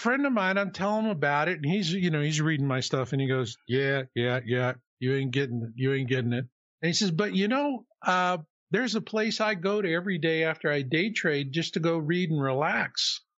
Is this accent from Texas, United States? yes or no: yes; Houston, Texas, United States; Well, fast forward to the 90s, you know, and I'm from Houston.